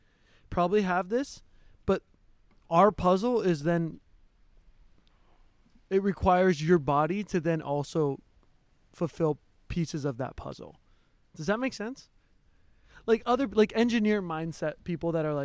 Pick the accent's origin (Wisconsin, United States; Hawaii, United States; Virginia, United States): Hawaii, United States; growing up in Hawaii, I was like a little ashamed of my white side